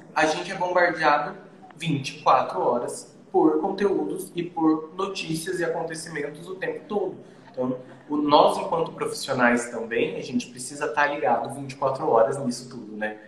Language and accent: Portuguese; Dourados, Mato Grosso do Sul, Brazil; eu venho de um mercado pequeno. Eu venho de Dourados